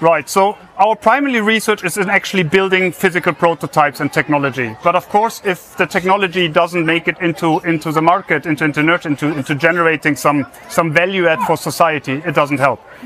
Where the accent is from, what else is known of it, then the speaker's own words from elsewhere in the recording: Germany; accent: German; English is a second language; moved away as an adult; also born or lived in United States; now in Trondheim, Norway; as you might have heard from my accent, I'm German.